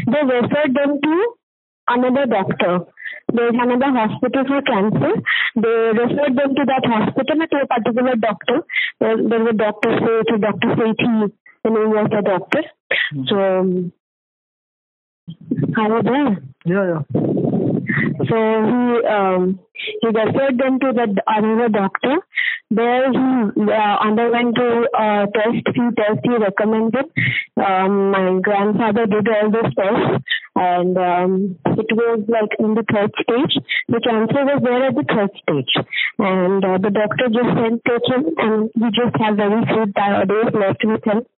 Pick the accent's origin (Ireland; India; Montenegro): India; Varanasi, Uttar Pradesh; We uh, uh, basically live in Banaras. We are from Banaras.